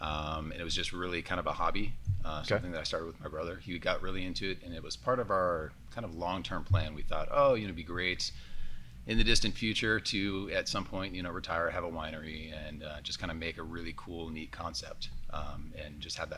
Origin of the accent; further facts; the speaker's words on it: San Diego, California, United States; also born or lived in Santa Barbara; Originally from Santa Barbara, but grew up here in San Diego. So since I was, you know, 5 or 6, so I've been through the school districts down here.